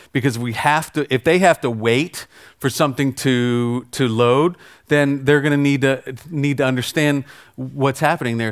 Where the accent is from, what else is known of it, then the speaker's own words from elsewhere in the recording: United States; I'm American